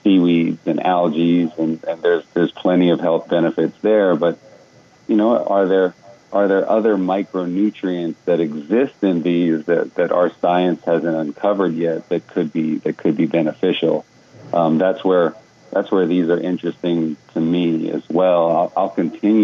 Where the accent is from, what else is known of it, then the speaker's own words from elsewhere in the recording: Hawaii, United States; I grew up in Hawaii